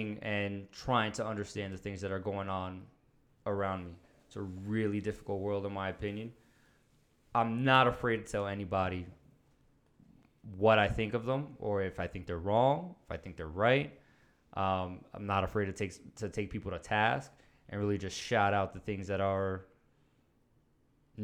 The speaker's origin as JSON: {"language": "English", "town": "New York City", "region": "New York", "country": "United States", "tie": "born or raised there", "also_born_or_lived": "Monroe, Orange County, New York", "said": "Started out in the Bronx"}